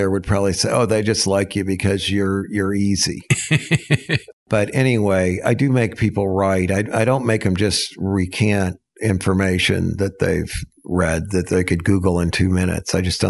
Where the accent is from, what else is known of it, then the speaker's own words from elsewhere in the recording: Texas, United States; And, you know, I'm from Texas and it's flat and it's concrete and it's hot, you know, and now here we are in the Ozark Mountains and I've got these, all these other Texans